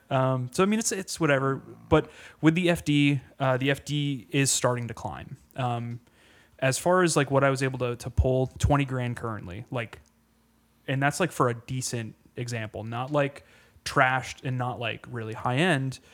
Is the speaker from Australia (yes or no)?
no; Pennsylvania, United States; moved away; go home back to Pennsylvania